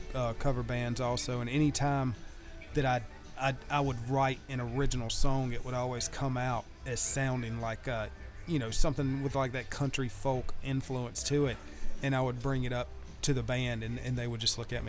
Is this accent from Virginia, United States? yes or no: no; Spartanburg, South Carolina, United States; I was born and raised in Spartanburg.